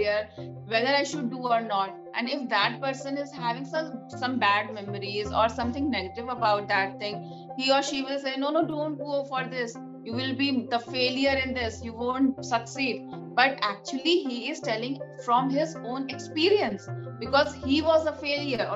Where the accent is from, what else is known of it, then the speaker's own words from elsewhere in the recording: India; being an Indian woman